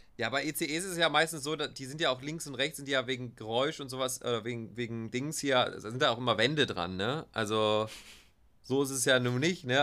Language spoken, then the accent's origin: German; Germany; wo kommst du her? Ja, aus Deutschland